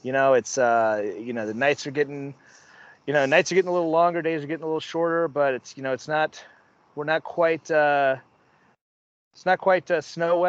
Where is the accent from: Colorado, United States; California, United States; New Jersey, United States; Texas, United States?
Texas, United States; Wylie; now in Minneapolis, United States; I grew up in Dallas.